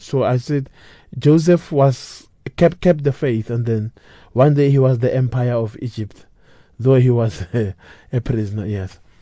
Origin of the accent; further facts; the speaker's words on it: Pretoria, Gauteng, South Africa; I was born in Pretoria, raised in Pretoria